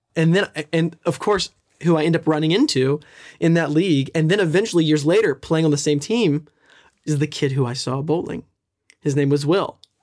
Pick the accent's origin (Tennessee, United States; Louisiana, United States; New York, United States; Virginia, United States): Tennessee, United States; Nashville; I'm from Nashville